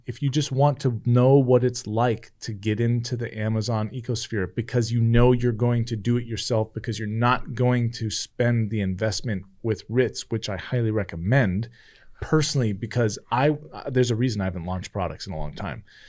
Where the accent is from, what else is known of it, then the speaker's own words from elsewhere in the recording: California, United States; moved away; I grew up in California.